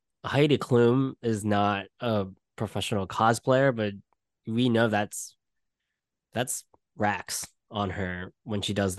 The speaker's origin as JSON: {"language": "English", "country": "Malaysia", "also_born_or_lived": "Brooklyn, New York", "moved": "yes", "lives_now": "New York City, United States", "said": "I am Malaysian, but right now, currently, I am in New York City, in Brooklyn, New York."}